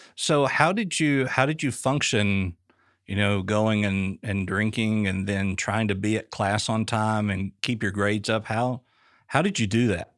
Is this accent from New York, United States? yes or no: no; Booneville, Arkansas, United States; moved away; moving to central Arkansas, I was raised in Booneville.